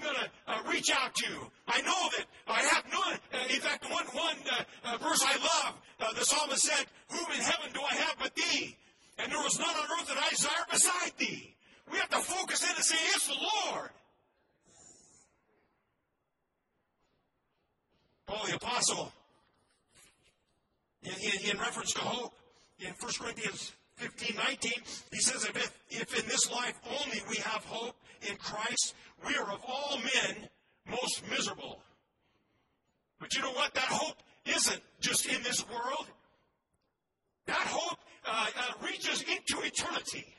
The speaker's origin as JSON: {"language": "English", "country": "United States", "said": "as an American, I love my country"}